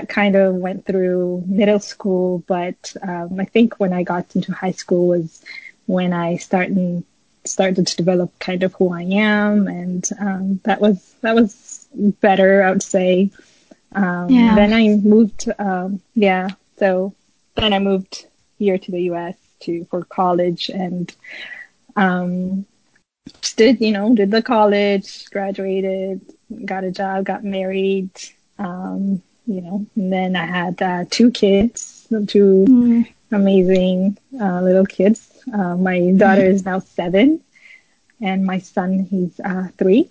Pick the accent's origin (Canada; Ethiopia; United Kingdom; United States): Ethiopia; Addis Ababa; I was born in Addis in Ethiopia, and I grew up there